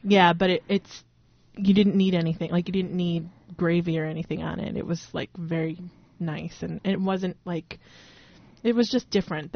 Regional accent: New York, United States; moved away; I'm originally from New York

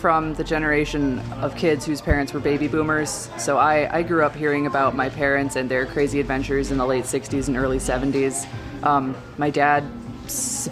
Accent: Brighton, Michigan, United States; I grew up in Brighton

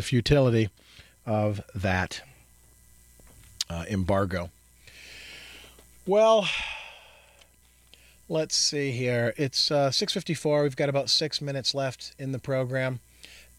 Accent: Michigan, United States; teenagers growing up in Michigan, which, since I did exactly

